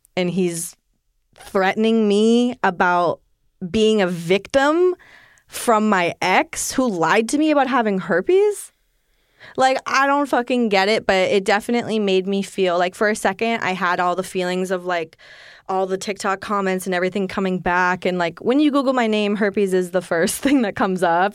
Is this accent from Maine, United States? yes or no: yes; Maine, United States; I'm in Maine